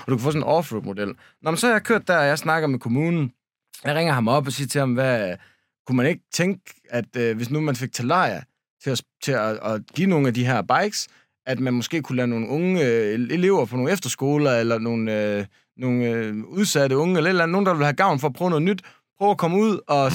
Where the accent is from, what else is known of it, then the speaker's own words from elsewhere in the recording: Denmark; vi er de eneste danskere